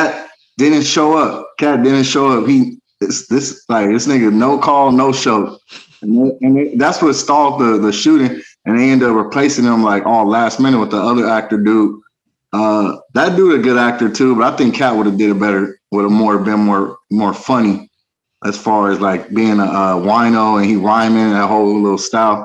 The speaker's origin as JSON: {"language": "English", "town": "Inglewood", "region": "California", "country": "United States", "tie": "born or raised there", "said": "I was born in Ingelwood. I was born right in Centinella up the street from that new nice ass stadium"}